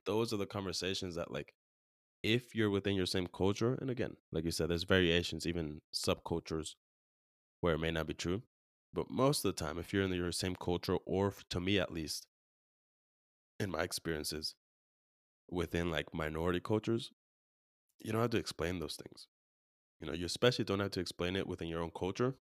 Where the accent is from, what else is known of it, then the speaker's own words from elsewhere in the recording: California, United States; now in Arizona, United States; where we grew up in California